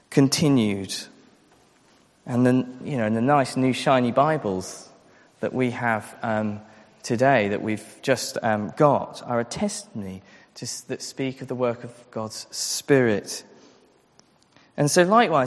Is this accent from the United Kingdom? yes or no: yes; England, United Kingdom; our culture as English, British, maybe European people